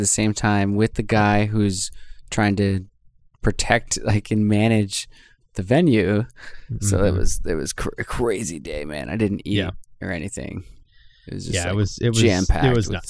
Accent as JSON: {"language": "English", "country": "Canada", "said": "I'm from Canada"}